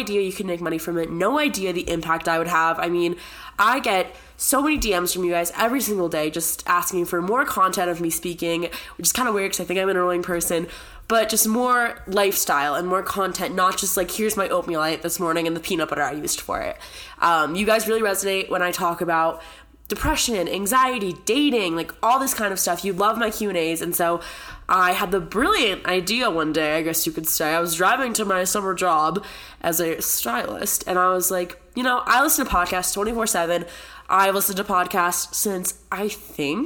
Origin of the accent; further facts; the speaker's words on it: San Diego, California, United States; moved away as an adult; also born or lived in Connecticut; now in Boulder, United States; I consider San Diego my home just because I grew up there